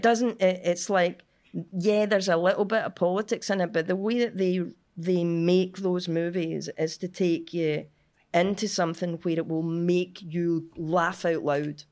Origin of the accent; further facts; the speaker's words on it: Cumbernauld, Scotland, United Kingdom; I'm from Cumbernauld.